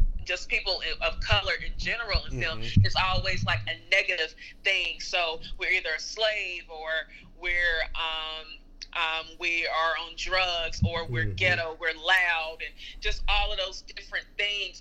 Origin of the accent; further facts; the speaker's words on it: Greensboro, North Carolina, United States; I am from Greensboro, North Carolina